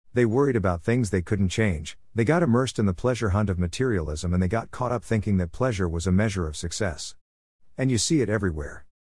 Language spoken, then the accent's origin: English; Australia; as an Australian